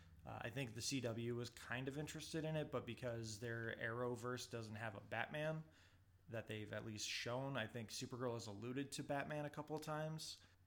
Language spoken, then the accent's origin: English; United States; I'm American